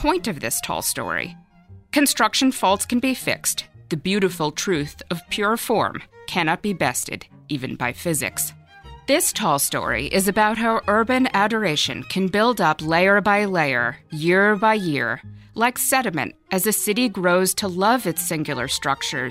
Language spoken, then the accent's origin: English; Boston, Massachusetts, United States; I grew up in Boston, and the Hancock is one of the city's landmarks